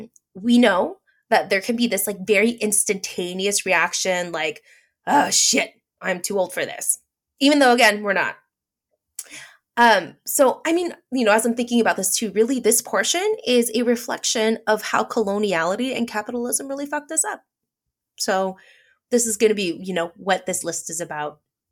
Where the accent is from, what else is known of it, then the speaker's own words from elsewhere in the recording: Philippines; Thanks, being Filipino. Because a lot of Southeast Asians apparently keloid.